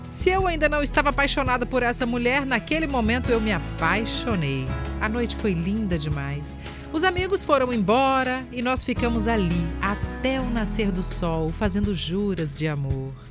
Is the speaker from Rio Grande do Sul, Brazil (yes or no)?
no; Serra, Espírito Santo, Brazil; sou da Serra, mas trabalho em Vila Velha.